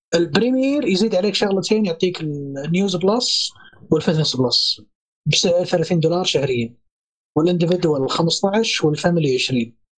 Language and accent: Arabic; Saudi Arabia; عندنا في السعوديه